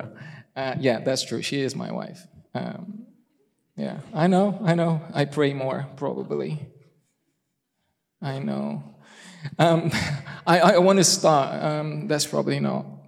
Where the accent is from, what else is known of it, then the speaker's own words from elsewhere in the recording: Brazil; first language Portuguese; English is a second language; moved away; I'm Brazilian.